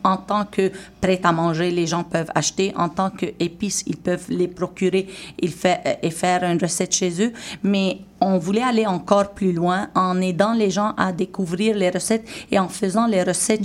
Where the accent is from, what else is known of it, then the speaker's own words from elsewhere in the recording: Syria; now in Montreal, Canada; en tant que Syrienne et en tant que Québécoise